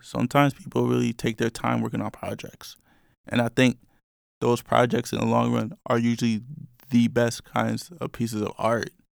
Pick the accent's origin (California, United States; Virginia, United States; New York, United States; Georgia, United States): New York, United States; I'm from New York.